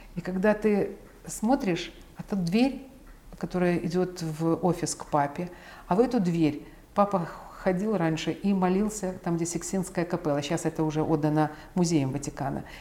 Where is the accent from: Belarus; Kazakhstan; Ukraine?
Ukraine; я родилась в Украине. То есть я украинка